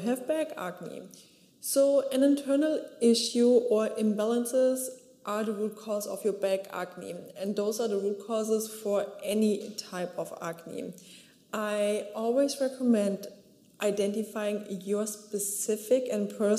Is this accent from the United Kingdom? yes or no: no; Germany; So I grew up in Germany at the beach